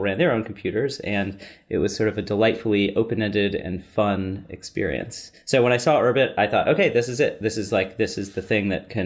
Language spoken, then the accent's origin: English; Bay Area, California, United States; I grew up in the Bay Area